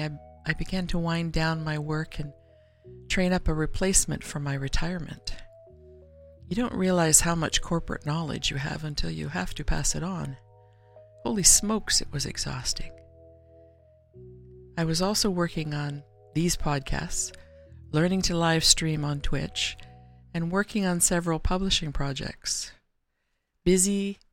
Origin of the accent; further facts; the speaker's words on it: Canada; Being Canadian